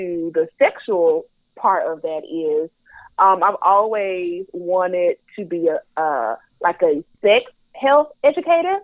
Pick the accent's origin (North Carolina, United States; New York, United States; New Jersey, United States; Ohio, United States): North Carolina, United States; accent: Southern twang; I am from the South. I am a Southern Belle. I am from North Carolina